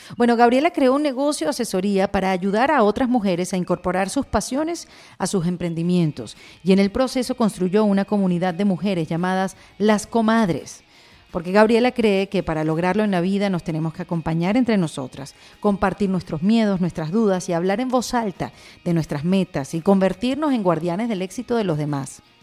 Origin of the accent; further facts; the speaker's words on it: Venezuela; now in Miami, United States; yo vengo de Venezuela